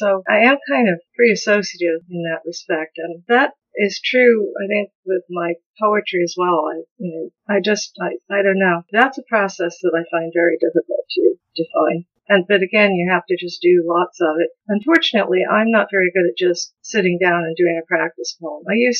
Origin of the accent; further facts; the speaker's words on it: the Ozarks, United States; accent: not Ozarks accent; My parents were from Nebraska and Kansas, so I don't have the Ozarks accent, for example, even though I lived here since I was 5 and a half.